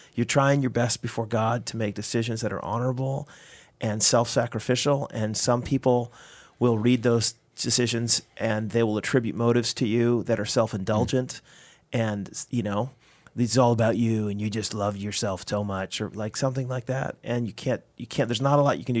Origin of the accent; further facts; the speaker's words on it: United States; now in Canada; I'm an American working in Canada.